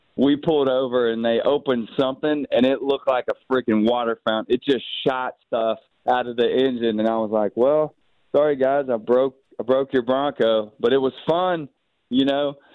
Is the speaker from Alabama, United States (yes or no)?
yes; Mobile, Alabama, United States; growing up where I grew up in Mobile